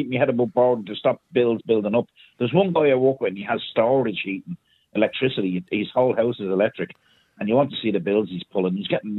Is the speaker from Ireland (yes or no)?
yes; Ballyferma, Ireland; I grew up in Ballyferma in a working class house where there was no central heating and we had the coal fire on.